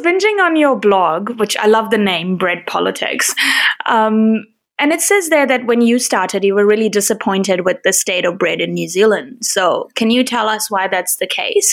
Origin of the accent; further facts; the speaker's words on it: India; as an Indian